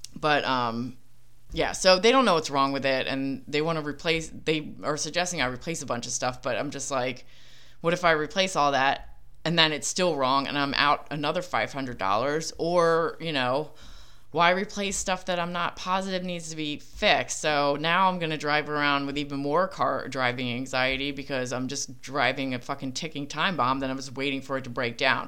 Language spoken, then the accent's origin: English; Philadelphia, Pennsylvania, United States; accent: Philly; my Philly accent